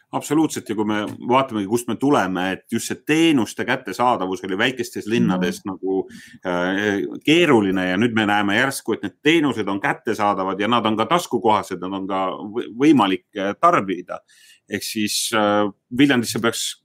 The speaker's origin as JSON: {"language": "Estonian", "town": "Haapsalu", "region": "Lääne County", "country": "Estonia", "tie": "born or raised there", "said": "minu kodulinnaga mhm. Haapsaluga võrreldes"}